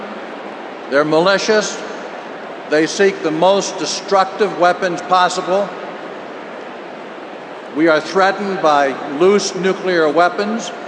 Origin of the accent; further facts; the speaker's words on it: West Virginia, United States; I'm from West Virginia, and I am proud of it